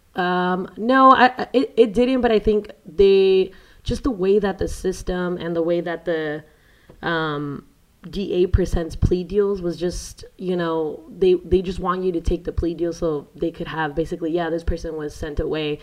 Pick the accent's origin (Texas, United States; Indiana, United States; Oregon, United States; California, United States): California, United States; San Diego; also born or lived in Mexico; I grew up in San Diego, California